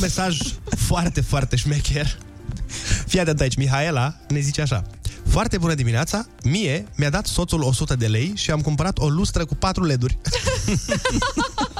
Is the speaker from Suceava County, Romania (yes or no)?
yes; Suceava, Suceava County, Romania; now in Bucharest, Romania; în primul an când m-am mutat în București din Suceava